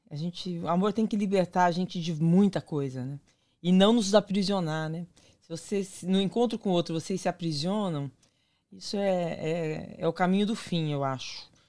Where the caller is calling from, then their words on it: São Paulo, Brazil; eu sou de São Paulo